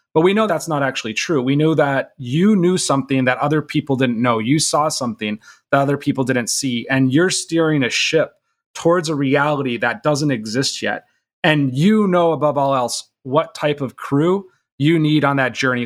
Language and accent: English; Minnesota, United States; I'm from Minnesota